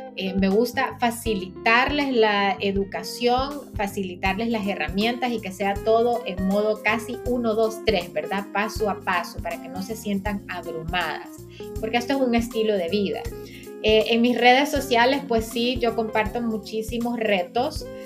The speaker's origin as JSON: {"language": "Spanish", "town": "San Pedro Sula", "region": "Cortés", "country": "Honduras", "tie": "born or raised there", "moved": "yes", "lives_now": "Katy, United States", "said": "soy hondureña, a mucha honra, también soy sanpedrana, o mejor decimos jampedrana, ¿verdad? Eh, nací en San Pedro Sula"}